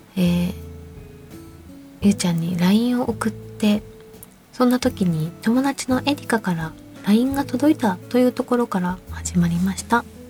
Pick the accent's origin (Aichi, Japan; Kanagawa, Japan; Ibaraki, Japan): Kanagawa, Japan; Fujisawa; 私の地元にあるサウナで藤沢の